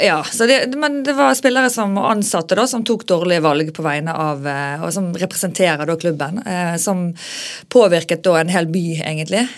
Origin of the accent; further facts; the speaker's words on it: Bergen, Vestland, Norway; also born or lived in Oslo; jeg er veldig fra Bergen